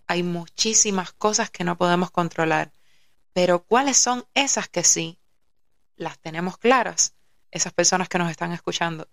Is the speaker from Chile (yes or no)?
no; Havana, Cuba; yo nací en La Habana